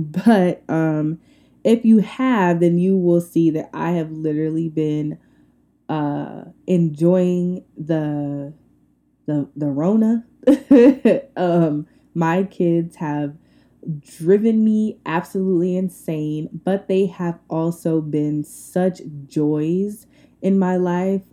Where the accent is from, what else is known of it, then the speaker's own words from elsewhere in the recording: Long Island, New York, United States; now in Atlanta, United States; I am from Long Island, New York.